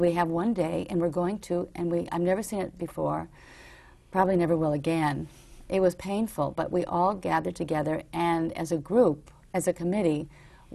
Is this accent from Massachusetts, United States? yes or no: no; New York, United States; growing up in New York